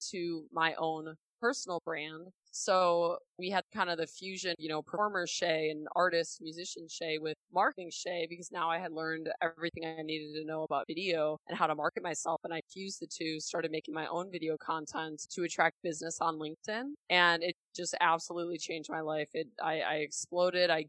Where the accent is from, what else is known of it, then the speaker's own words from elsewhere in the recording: Milwaukee, Wisconsin, United States; I grew up in Milwaukee, Wisconsin from the Midwest.